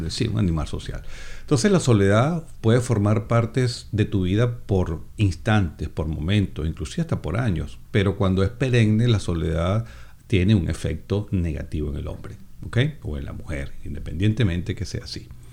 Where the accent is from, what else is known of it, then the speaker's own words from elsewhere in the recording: Venezuela; moved away; Tengo 56 años y pues, soy venezolano